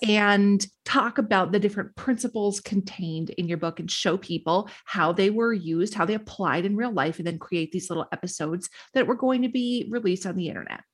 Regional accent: Duluth, Minnesota, United States; my hometown

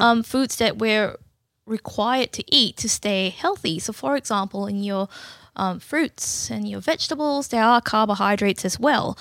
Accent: Malaysia; moved away as an adult; also born or lived in Newcastle, Australia / Portland, Victoria, Australia; now in Canberra, Australia; I was born in Malaysia and I moved to Australia in two thousand seven

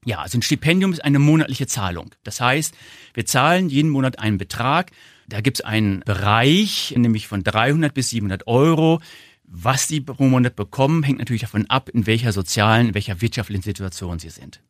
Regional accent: Northern Germany, Germany; accent: northern; Sie hören wahrscheinlich an meinem Akzent, ich komme aus dem Norden

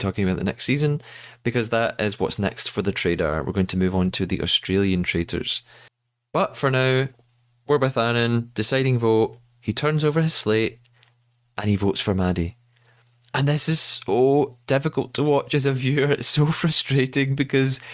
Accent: Scotland, United Kingdom; As a Scottish person

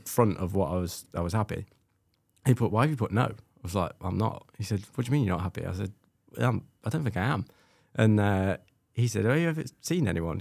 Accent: Scotland, United Kingdom; being Scottish

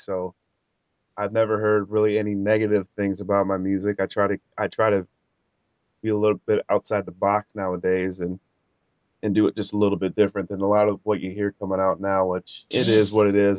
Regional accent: Cedar Rapids, Iowa, United States; I'm from Cedar Rapids, Iowa. I grew up, you know, out in the sticks

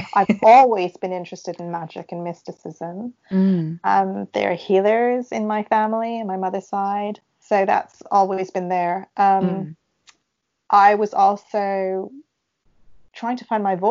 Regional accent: Canada; moved away; growing up in Canada

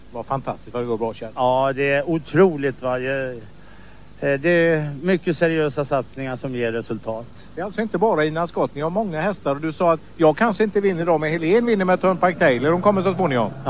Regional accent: Skövde, Västra Götaland, Sweden; born there; now in Kungsbacka, Sweden; Ja, jag är ju född i Skövde så jag vet inte vad jag kallar mig göteborgare.

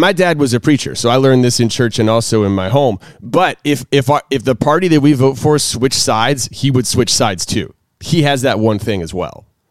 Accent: the South, United States; I grew up in the South

